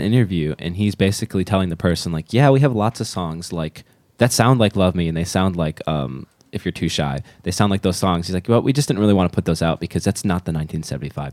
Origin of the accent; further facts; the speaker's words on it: United States; as an American